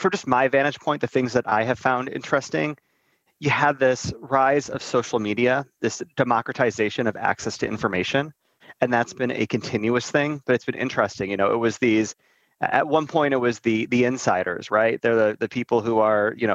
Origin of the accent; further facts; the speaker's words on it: Northeast Ohio, United States; I'm from Northeast Ohio